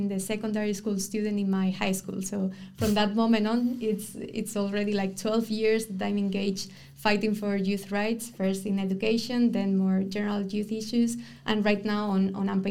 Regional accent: Spain; now in Ghent, Belgium; I'm from Spain

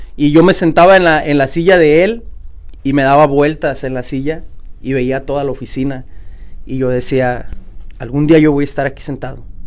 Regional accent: Oakland, California, United States; yo también soy de aquí de Oakland

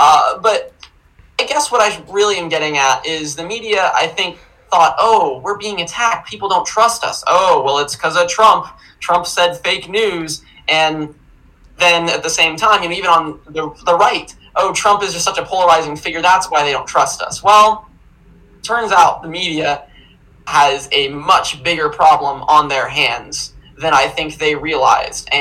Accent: Kansas, United States; I'm from Kansas

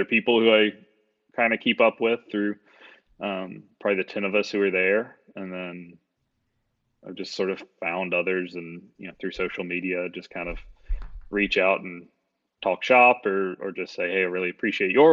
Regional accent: United States; I'm an American

